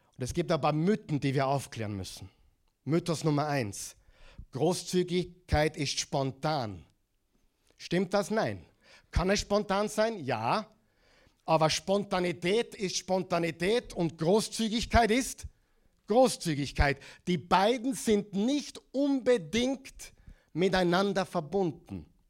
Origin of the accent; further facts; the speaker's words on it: Austria; accent: Austrian; moved away as an adult; also born or lived in Oklahoma; In Oklahoma mit meinem äh, Austrian Accent